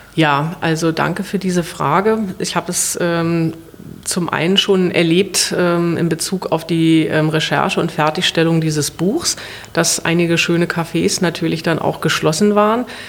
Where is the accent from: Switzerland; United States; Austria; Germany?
Germany; Berlin; in Westberlin, wo ich aufgewachsen bin